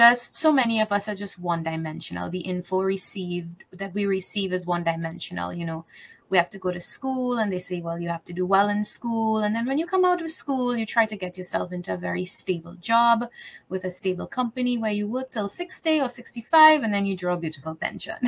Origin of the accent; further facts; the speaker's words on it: Trinidad & Tobago; I live in Trinidad. I'm from the Caribbean